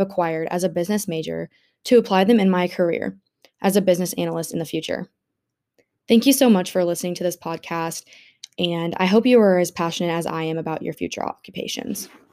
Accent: Jefferson City, Missouri, United States; moved away as an adult; also born or lived in Arkansas; My dad is a business owner in my hometown in Jefferson City, Missouri

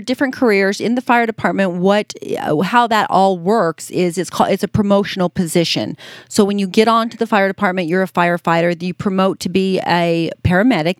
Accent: Las Vegas, Nevada, United States; being born and raised in Vegas, I just, uh, you know, it, being a, a child growing up in Las Vegas

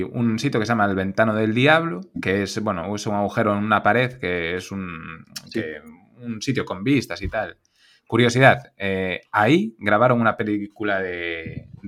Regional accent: Galicia, Spain; Pues el del Miño, por ejemplo, nosotros que somos gallegos, sería un pecado no ir.

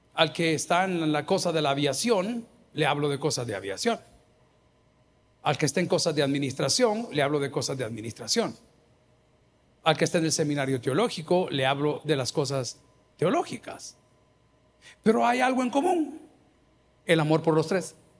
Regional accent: El Salvador; yo que soy salvadoreño

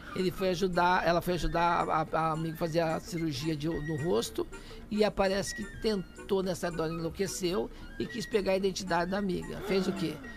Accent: Minas Gerais, Brazil; moved away as an adult; also born or lived in Pouso Alegre; now in São Paulo, Brazil; Quando eu saí de Minas Gerais

